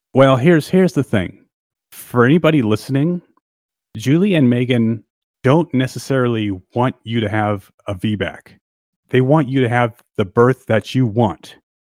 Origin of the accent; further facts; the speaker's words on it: San Diego, California, United States; moved away as an adult; also born or lived in Los Angeles / Austria; I was born in San Diego, and I grew up in San Diego, but I lived all my adult life in L